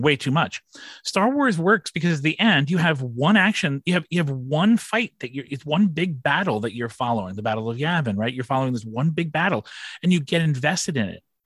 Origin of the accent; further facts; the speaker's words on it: Long Island, New York, United States; I grew up here on Long Island